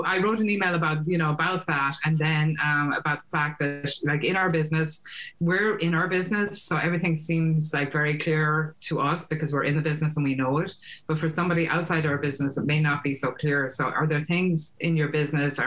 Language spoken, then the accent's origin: English; Ireland; now in United States; I'm Irish, I live in the States